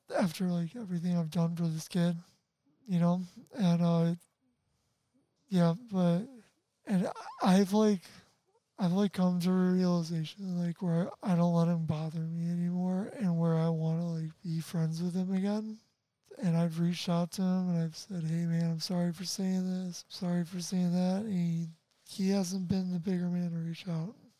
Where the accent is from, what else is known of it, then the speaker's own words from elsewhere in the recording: Chicago suburbs, Illinois, United States; if i do move like from illinois i will miss a lot of people